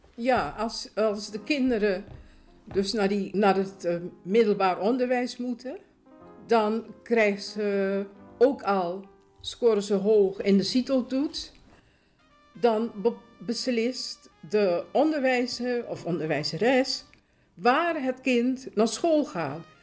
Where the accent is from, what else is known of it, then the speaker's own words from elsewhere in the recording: Suriname; now in Netherlands; Ik ben eh, geboren in Suriname. Eh, ik woon ruim 50 jaar woon ik, eh, in Nederland.